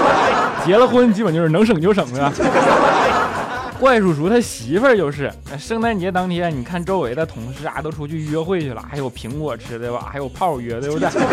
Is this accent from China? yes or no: yes; Northeast China, China; moved away; 虽然身为一个东北人啊，但是现在呢，基本上也只有每年春节的时候才能回家一趟